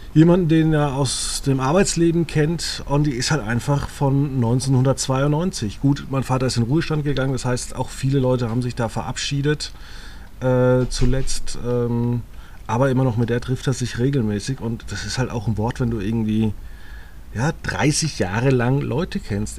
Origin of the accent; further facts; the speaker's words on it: Germany; moved away as an adult; meinen Heimatort Margit Zücham